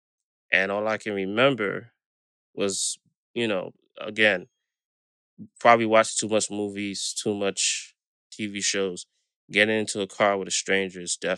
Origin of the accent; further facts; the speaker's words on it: New York City, New York, United States; I grew up in Brooklyn, New York, born and raised